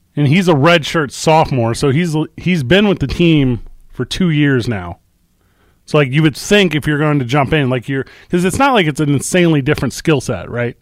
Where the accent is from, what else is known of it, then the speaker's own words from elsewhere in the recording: St. Louis, Missouri, United States; moved away; my hometown of Saint Louis, Missouri